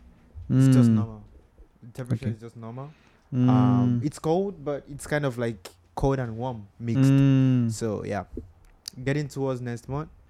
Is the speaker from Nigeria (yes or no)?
yes; Nigeria; I'm from Nigeria. I'm from Nigeria.